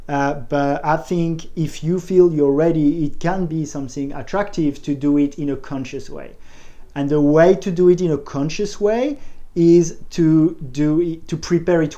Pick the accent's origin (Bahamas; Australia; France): France; Paris, Île-de-France; I'm from Paris, did a business school